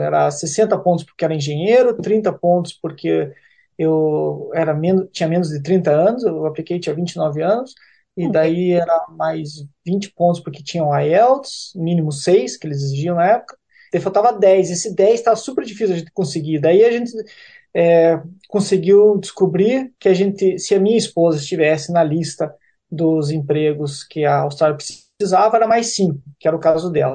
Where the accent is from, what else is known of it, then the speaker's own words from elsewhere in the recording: Curitiba, Paraná, Brazil; moved away as an adult; Eu sou de Curitiba.